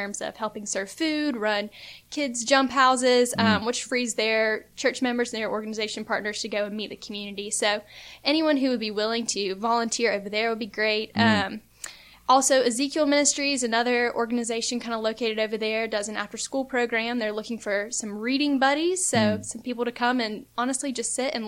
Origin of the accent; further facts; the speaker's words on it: Florence, South Carolina, United States; now in Columbia, United States; I am from Florence, so just down the road from here.